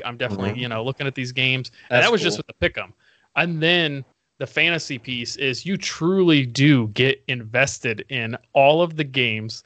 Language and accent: English; Indiana, United States; moved away as an adult; now in Arizona, United States; originally from Indiana